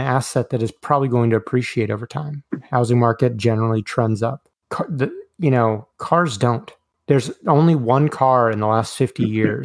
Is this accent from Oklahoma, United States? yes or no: yes; Oklahoma, United States; Growing up in Oklahoma